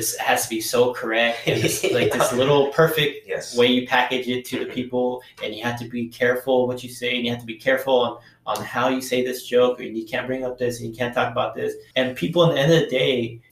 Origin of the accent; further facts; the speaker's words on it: Fresno, California, United States; now in San Francisco, United States; I come from Fresno, or I come from a suburb of Fresno, which is a country area where it's more conservative